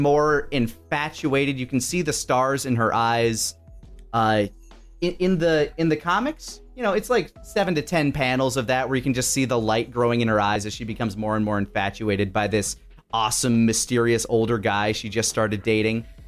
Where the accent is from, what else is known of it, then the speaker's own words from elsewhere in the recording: Texas, United States; as a Texan, you're required to remember the Alamo